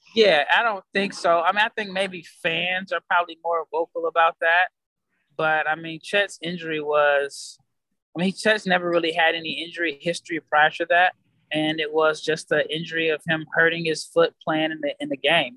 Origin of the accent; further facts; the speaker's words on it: United States; I'm an American